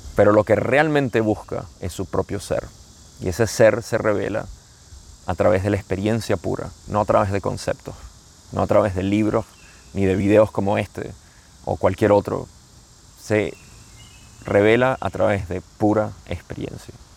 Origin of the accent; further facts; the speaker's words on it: Venezuela; como decimos en Venezuela